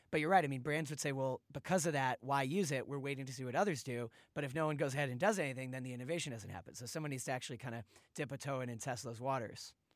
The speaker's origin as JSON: {"language": "English", "town": "Boston", "region": "Massachusetts", "country": "United States", "said": "I'm from Boston"}